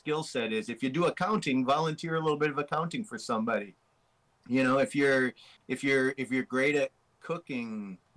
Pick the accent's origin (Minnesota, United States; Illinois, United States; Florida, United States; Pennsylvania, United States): Minnesota, United States; I'm from Minnesota